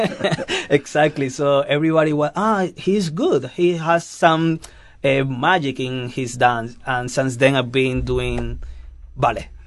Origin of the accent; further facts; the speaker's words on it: Cuba; English is a second language; also born or lived in Madrid, Spain; now in Johannesburg, South Africa; I come from Cuba, but uh, I'm living in Spain, in Madrid